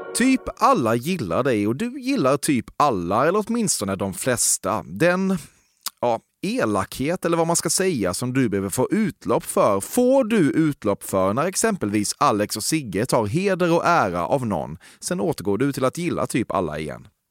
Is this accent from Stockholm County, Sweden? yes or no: no; Växjö, Kronoberg County, Sweden; jag är från eh, Växjö